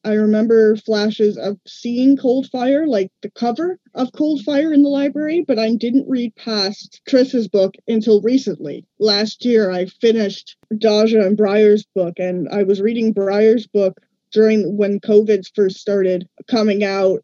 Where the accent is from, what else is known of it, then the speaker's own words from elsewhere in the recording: Ottawa, Ontario, Canada; from Ottawa, Ontario, Canada.